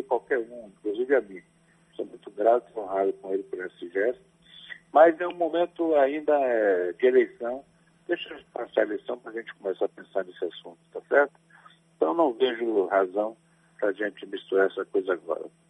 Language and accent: Portuguese; Ituaçu, Bahia, Brazil; desde menino, quando eu tinha 5, 8 anos, em Ituaçu, na minha terra